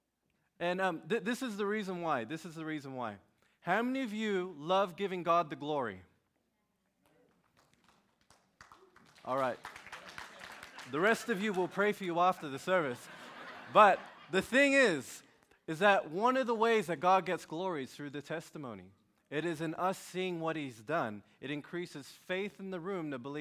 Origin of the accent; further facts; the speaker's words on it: Sydney, New South Wales, Australia; I'm from Sydney, Australia